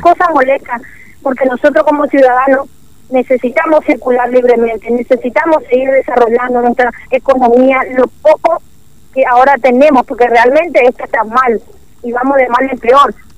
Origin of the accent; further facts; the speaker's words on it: Clorinda, Formosa, Argentina; nosotros acá en Clorinda, seamos la mayoría somos gente del Paraguay que que vivió acá, que vino acá